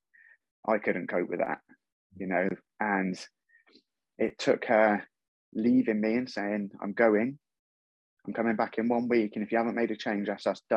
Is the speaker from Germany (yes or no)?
no; Torquay, South West England, United Kingdom; moved away as an adult; now in Wiltshire, United Kingdom; I moved away from Torquay for a fresh start. I moved up to Wiltshire.